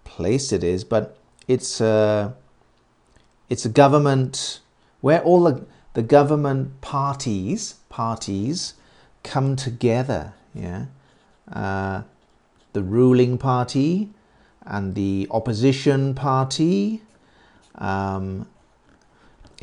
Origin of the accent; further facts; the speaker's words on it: United Kingdom; I was born very near London.